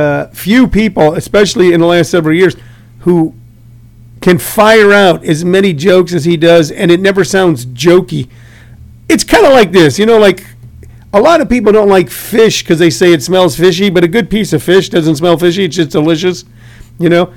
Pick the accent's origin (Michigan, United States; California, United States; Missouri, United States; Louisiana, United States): Missouri, United States; St. Louis; I'm from St. Louis, so I can't really love the Chicago Cubs. I grew up watching the Cardinals